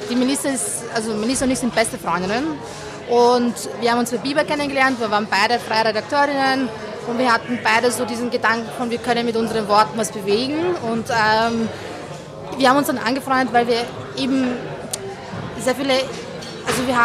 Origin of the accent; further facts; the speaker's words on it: Baden, Lower Austria, Austria; Also schaut, ich muss auch sagen, ich komme ja eigentlich aus Niederösterreich aus dem schönsten